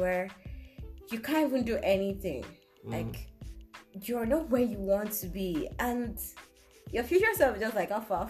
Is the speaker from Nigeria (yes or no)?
yes; Nigeria; And being a Nigerian, born in Nigeria, living in Nigeria